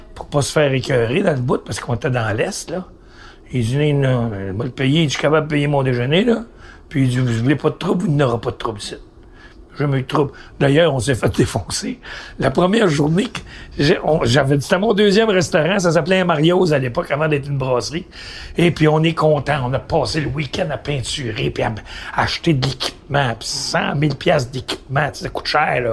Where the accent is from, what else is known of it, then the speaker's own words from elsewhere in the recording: Montreal, Quebec, Canada; Je viens de l'Est.